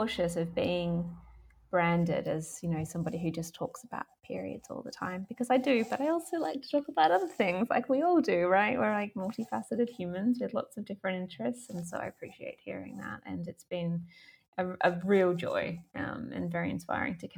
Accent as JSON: {"language": "English", "country": "Australia", "tie": "born or raised there", "also_born_or_lived": "Melbourne", "moved": "yes", "said": "I grew up in Australia"}